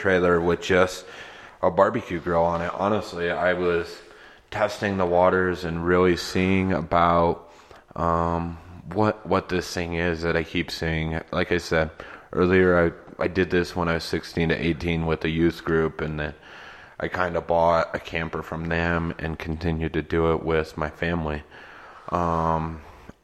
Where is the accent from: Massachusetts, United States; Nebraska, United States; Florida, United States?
Nebraska, United States; Northeast; also born or lived in East Coast; now in Denver, United States; I grew up in Northeast Nebraska originally